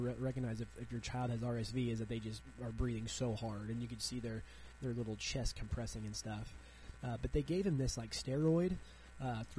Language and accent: English; Southwest Missouri, United States; moved away as an adult; now in Chicago, United States; I'm from Southwest Missouri